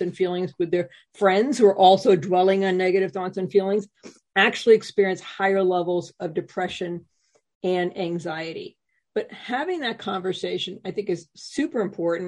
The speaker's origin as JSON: {"language": "English", "region": "New England", "country": "United States", "said": "I'm from New England"}